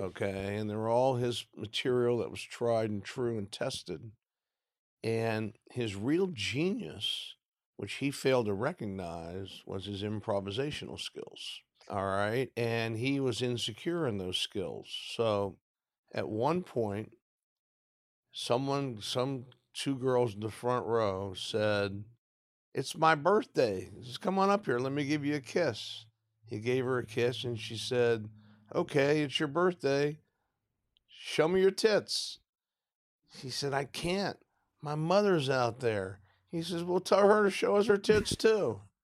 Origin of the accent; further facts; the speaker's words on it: Midwest, United States; I grew up in the Midwest, so I have Midwestern tastes